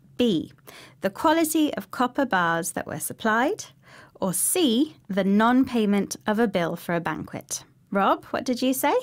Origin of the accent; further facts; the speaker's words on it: United Kingdom; we British